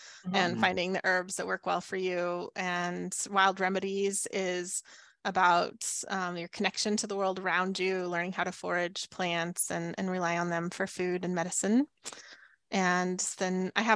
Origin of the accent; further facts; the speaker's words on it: the Southwest desert, United States; moved away; I grew up in the Southwest desert.